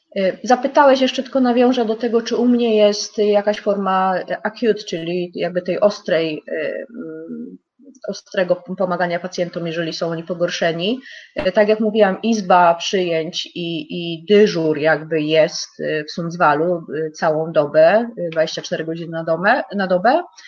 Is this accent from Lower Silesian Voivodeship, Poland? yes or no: yes; Lower Silesian Voivodeship, Poland; moved away as an adult; now in Kramfors, Sweden; robiłam ją w województwie dolnośląskim w szpitalu, E, i z skąd pochodzę